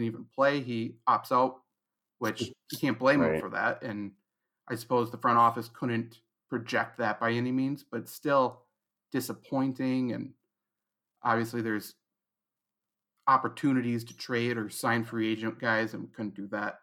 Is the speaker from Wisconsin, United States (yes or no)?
yes; Wisconsin, United States; I'm in Wisconsin right now, born and raised over on the other side of the state from where you were born. I'm in Eau Claire